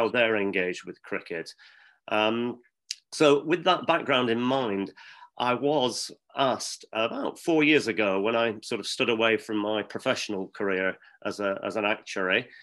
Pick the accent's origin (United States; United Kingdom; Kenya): United Kingdom; Lancashire, North West England; moved away as an adult; also born or lived in London; now in Surrey, United Kingdom; I was born and bred in Lancashire, moved down to London many years ago for work